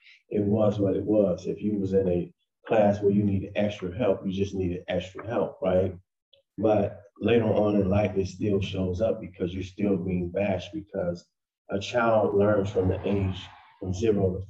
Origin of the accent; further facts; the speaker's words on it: Chicago, Illinois, United States; I grew up in Chicago, Illinois